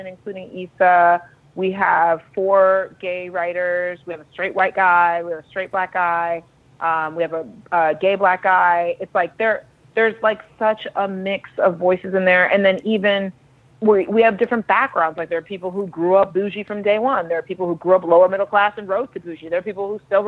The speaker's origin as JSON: {"language": "English", "town": "Dallas", "region": "Texas", "country": "United States", "tie": "born or raised there", "said": "I grew up in Dallas, Texas"}